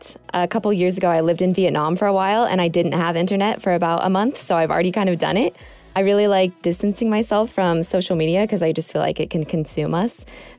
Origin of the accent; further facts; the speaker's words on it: Florida, United States; moved away; I grew up in Florida, and so I grew up around swampland